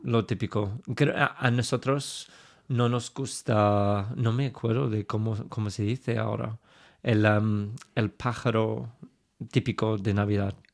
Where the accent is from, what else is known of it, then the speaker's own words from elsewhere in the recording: England, United Kingdom; accent: super English; Spanish is a second language; claramente tengo un acento súper inglés